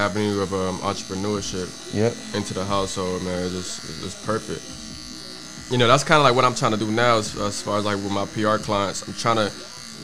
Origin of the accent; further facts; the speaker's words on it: Sierra Leone; I'm from Sierra Leone